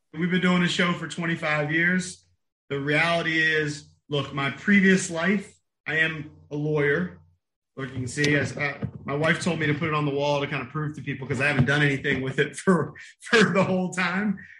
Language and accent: English; Bowie, Maryland, United States; which is where I grew up, my hometown of Bowie